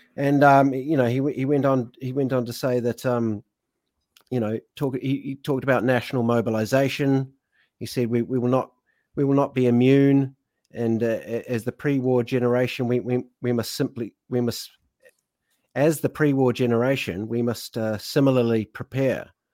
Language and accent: English; United Kingdom; I am a British citizen